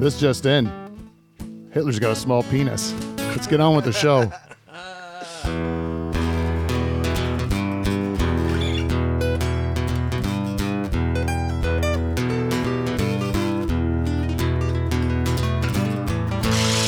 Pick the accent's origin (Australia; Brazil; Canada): Canada